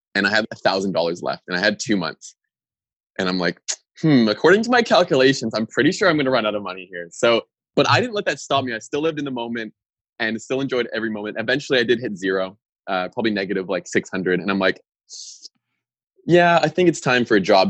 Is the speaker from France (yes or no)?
no; Winnipeg, Manitoba, Canada; moved away as an adult; also born or lived in Australia / Norway; I was raised in Winnipeg, Manitoba